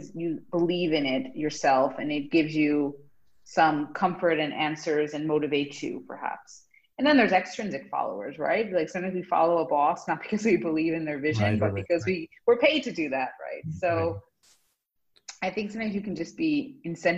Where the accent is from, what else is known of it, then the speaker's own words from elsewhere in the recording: United States; as an American